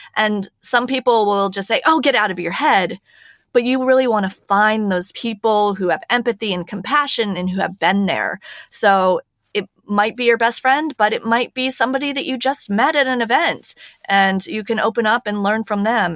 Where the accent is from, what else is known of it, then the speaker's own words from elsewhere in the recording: United States; moved away as an adult; now in Paris, France; I am an American, if you can hear by my voice, but I'm actually based in Paris, France